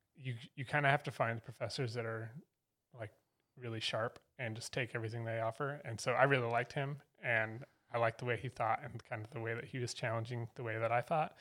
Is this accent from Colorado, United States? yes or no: yes; Fort Collins, Colorado, United States; moved away as an adult; now in Asheville, United States; I was born in Fort Collins and spent the first eighteen years of my life there